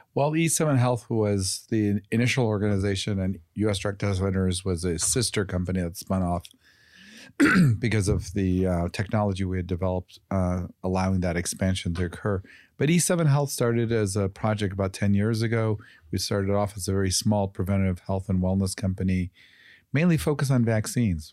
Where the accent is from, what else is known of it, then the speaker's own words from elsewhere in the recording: Chicago, Illinois, United States; I grew up in Chicago